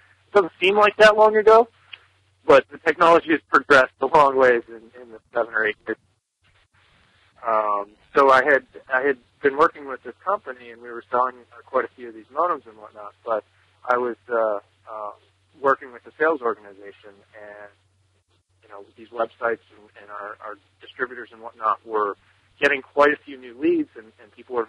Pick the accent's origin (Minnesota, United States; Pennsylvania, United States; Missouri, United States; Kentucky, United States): Pennsylvania, United States; Newtown; I'm from Newtown, Pennsylvania, in the United States. We're about 40 miles north of Philadelphia.